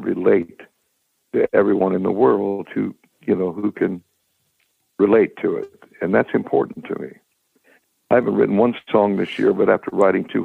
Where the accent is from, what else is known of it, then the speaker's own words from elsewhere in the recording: United States; I'm a saltwater boy. I grew up on the Gulf, and my father taught me everything about the Gulf. And I was a sponge diver for a while in Tarpon Springs.